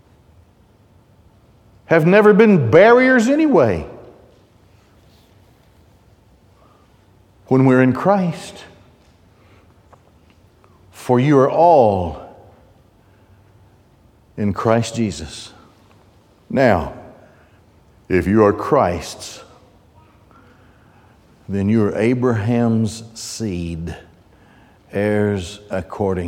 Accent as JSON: {"language": "English", "country": "United States", "said": "I'm an American"}